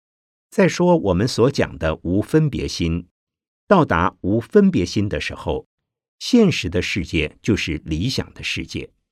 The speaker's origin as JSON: {"language": "Chinese", "country": "China", "said": "我们中国人常常讲“海面无风三尺浪”"}